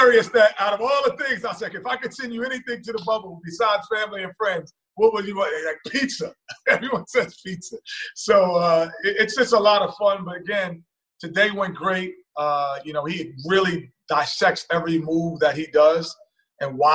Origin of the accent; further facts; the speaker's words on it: New York, United States; growing up in New York